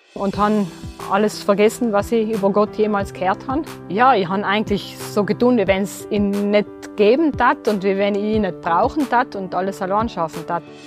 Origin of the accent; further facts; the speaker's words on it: Terlan, Trentino-Alto Adige, Italy; also born or lived in Merano; Ich bin in Derlan aufgewachsen